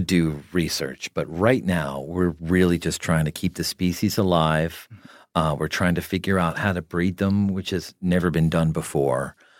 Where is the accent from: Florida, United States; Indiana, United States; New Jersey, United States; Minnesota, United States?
New Jersey, United States; I grew up in New Jersey